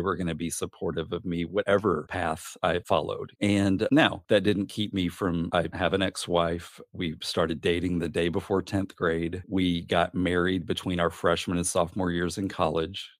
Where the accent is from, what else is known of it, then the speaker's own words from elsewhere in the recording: Gosnell, Arkansas, United States; also born or lived in Little Rock, Arkansas; now in Rochester, New Hampshire, United States; I grew up in a tiny, tiny town named Gosnell, Arkansas, which is the very, very northeast corner